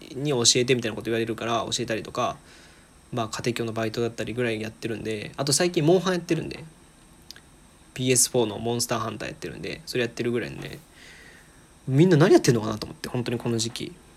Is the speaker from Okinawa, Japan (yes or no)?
no; Aichi, Japan; moved away as an adult; now in Osaka, Japan; もともと愛知県出身なんですけど今大阪にいて